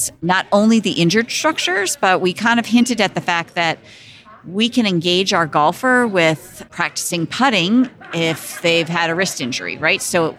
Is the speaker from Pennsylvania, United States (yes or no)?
yes; Philadelphia, Pennsylvania, United States; I'm from Philadelphia.